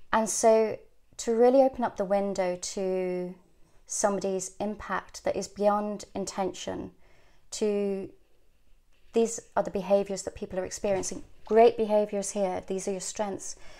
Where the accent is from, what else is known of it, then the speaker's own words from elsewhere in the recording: Ireland; also born or lived in England; growing up in Ireland in a convent school